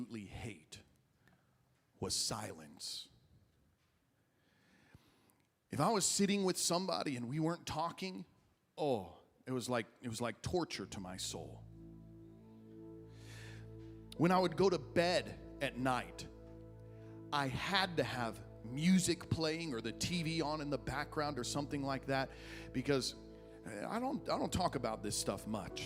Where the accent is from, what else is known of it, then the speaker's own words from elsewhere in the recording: Illinois, United States; moved away as an adult; also born or lived in Dallas; I was driving home from Dallas, where I was in school, to my hometown in Illinois